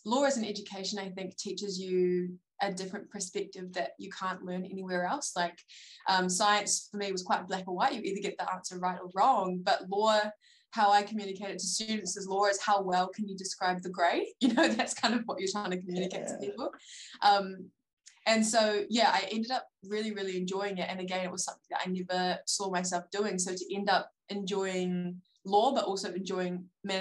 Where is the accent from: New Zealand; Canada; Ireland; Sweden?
New Zealand; Palmerston North, Manawatū-Whanganui; moved away as an adult; now in Dunedin, New Zealand; I grew up in Palmerston North, so it's kind of a central North Island kind of area